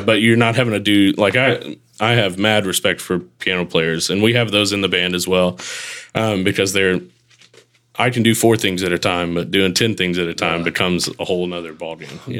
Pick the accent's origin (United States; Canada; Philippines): United States; Texarkana, Texas; also born or lived in Mississippi; now in Hernando, United States; got to make sure Texarkana, Texas, not the Arkansas side